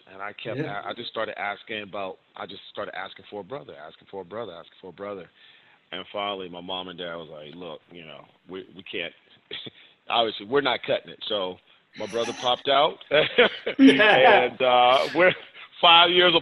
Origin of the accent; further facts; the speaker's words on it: Virginia Beach, Virginia, United States; now in Arizona, United States; growing up in Virginia Beach, it was my brother and I, and my dad and my mom